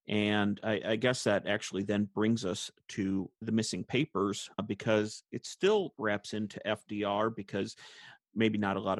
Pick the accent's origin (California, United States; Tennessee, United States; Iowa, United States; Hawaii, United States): Iowa, United States; was born and raised in Iowa, same with me.